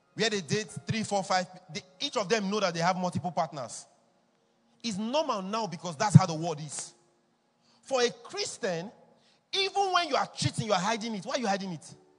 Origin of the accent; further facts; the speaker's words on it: Edo, Nigeria; I'm from Edo State too